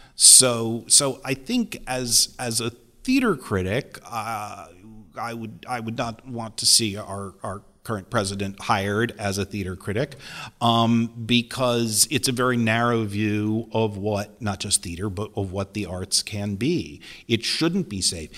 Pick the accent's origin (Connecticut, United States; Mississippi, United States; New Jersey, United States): Connecticut, United States; near Waterbury; I was from Connecticut. I grew up near Waterbury